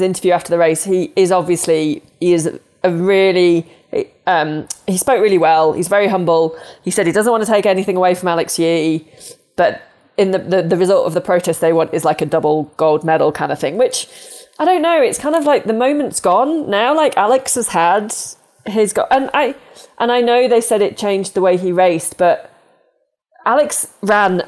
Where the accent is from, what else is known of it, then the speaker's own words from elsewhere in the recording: United Kingdom; now in United States; I'm British